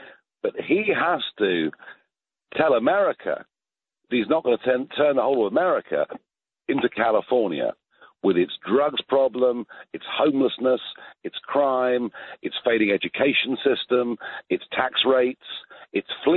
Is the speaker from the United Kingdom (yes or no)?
yes; United Kingdom; accent: British; my British accent